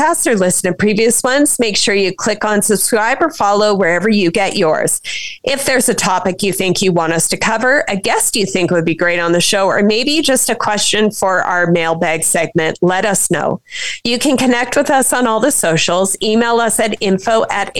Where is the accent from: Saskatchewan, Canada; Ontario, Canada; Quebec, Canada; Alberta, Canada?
Saskatchewan, Canada; I was pretty young growing up in Saskatchewan